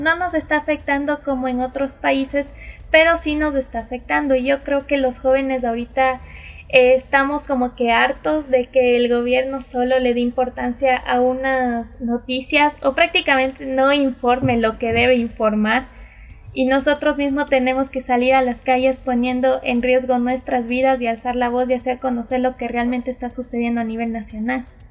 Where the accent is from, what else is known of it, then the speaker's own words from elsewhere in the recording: Latacunga, Cotopaxi, Ecuador; yo nací en La Tacunga, tengo raíces indígenas por parte de mi mami